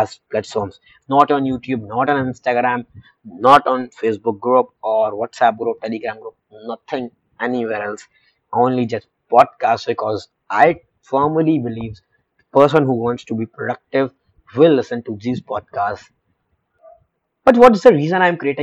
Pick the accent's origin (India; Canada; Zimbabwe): India; being a 17-year-old Indian teenager, being an Indian youth